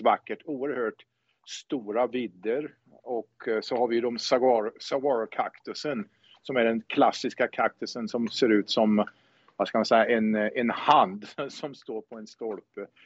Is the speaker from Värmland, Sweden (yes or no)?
yes; Säffle, Värmland, Sweden; moved away as an adult; also born or lived in Karlskoga, Sweden / Karlstad, Sweden / Tempe, Arizona, United States; now in Arizona, United States; jag är född i Värmland, i Karlskoga, närmare bestämt. Men jag är uppväxt i Säffle, framför allt